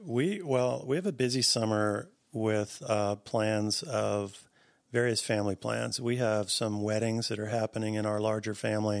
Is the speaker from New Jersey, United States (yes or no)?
yes; New Jersey, United States; I grew up in New Jersey